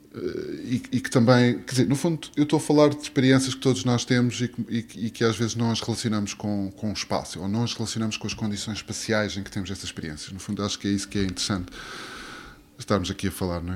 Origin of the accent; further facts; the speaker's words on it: Azores, Portugal; moved away; also born or lived in Berlin, Germany; Eu cresci nos Açores, num meio, digamos, rural, no meio da natureza